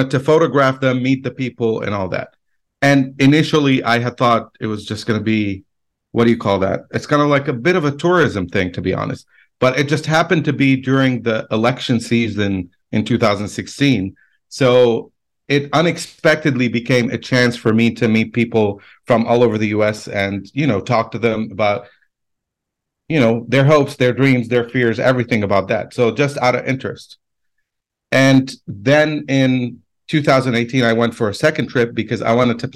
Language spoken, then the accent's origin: English; Lebanon; moved away as an adult; also born or lived in United States / Baghdad; I was born and raised in Lebanon, spent most of my life there.